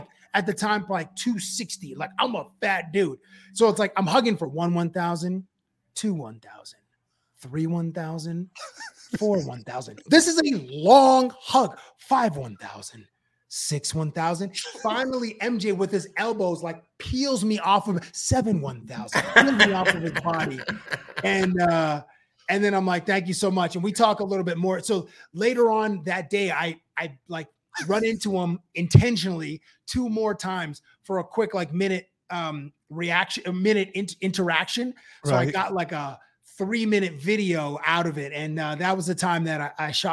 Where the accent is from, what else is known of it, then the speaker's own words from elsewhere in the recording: Canada; I'm Canadian